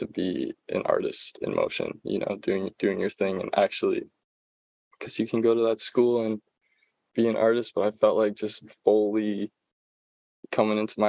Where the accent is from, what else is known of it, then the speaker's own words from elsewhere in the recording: Appleton, Wisconsin, United States; also born or lived in La Crosse, Wisconsin; I grew up in Appleton and I was able to make music in Appleton